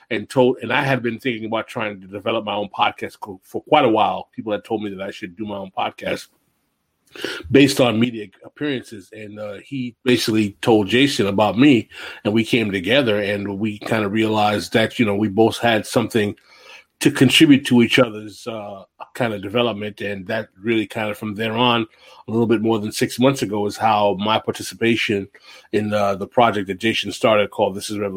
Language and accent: English; New York, United States; when my parents eventually did emigrate to New York, to New York City, I was born and raised in New York.